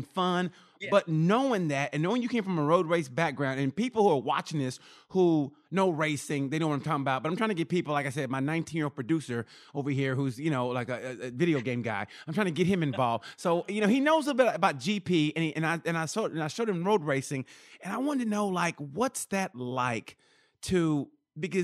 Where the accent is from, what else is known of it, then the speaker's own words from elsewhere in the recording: United States; growing up how I did, United States wise, regional.